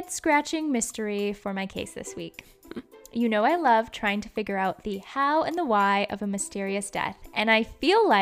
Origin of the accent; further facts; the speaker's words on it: Surrey, British Columbia, Canada; Surrey, British Columbia. And that, my friends, is my hometown I grew up